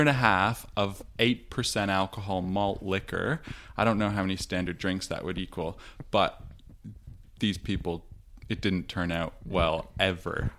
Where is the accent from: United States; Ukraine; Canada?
Canada; Toronto, Ontario; now in Victoria, Australia; I grew up in Toronto